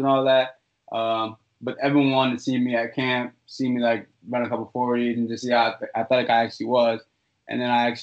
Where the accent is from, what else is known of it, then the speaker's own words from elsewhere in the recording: Danbury, Connecticut, United States; I was at my hometown school. I went to Danbury High.